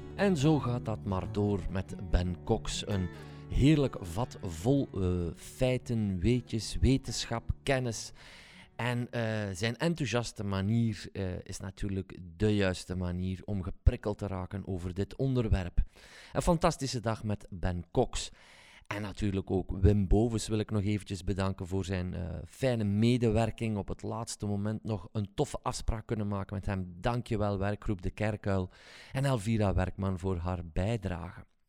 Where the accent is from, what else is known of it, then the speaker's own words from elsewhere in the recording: Belgium; zouden wij het moeten doen als Belgen